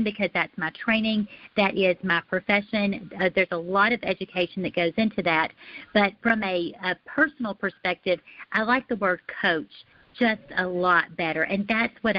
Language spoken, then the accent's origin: English; Alabama, United States; now in Texas, United States; I am originally from Alabama. My family and I, we live north of Dallas in the great state of Texas